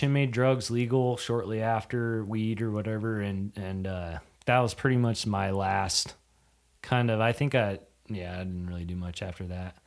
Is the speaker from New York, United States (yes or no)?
no; Yakima Valley, Washington, United States; also born or lived in North Dakota; Born, raised there till I was, shoot, I was, uh, eighteen